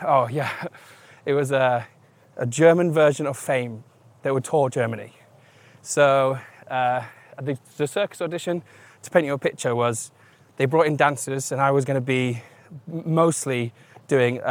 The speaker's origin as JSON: {"language": "English", "town": "Newark", "region": "East Midlands", "country": "United Kingdom", "tie": "born or raised there", "also_born_or_lived": "Nottingham", "said": "moved back in with my mum and dad from Nottingham to my hometown of Newark."}